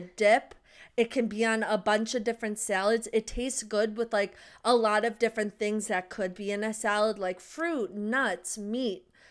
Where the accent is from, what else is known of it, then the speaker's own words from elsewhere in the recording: United States; we're American.